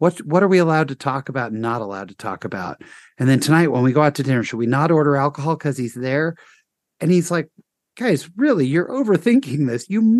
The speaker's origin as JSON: {"language": "English", "region": "Utah", "country": "United States", "said": "I'm from Utah."}